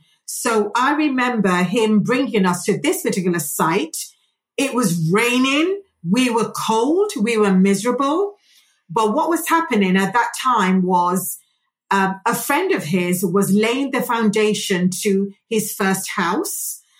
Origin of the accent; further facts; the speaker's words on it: Nigeria; And I loved growing up in Nigeria as well.